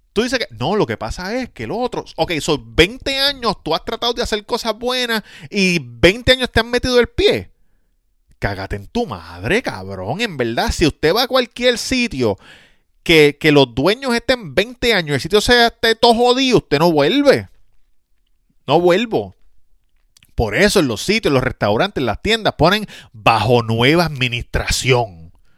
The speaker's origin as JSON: {"language": "Spanish", "country": "Puerto Rico", "said": "Nosotros los puertorriqueños somos parte de Estados Unidos"}